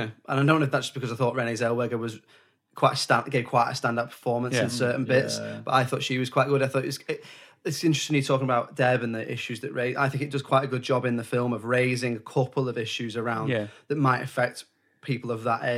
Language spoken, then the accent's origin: English; near Preston, North West England, United Kingdom; we grew up in similar, close to each other.